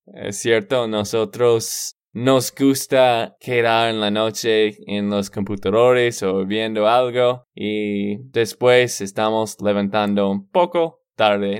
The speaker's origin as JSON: {"language": "Spanish", "region": "Texas", "country": "United States", "said": "de Texas, Estados Unidos."}